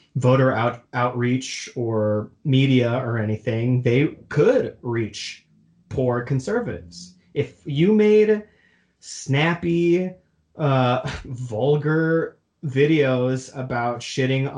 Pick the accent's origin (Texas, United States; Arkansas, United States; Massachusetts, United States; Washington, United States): Texas, United States; I'm from Texas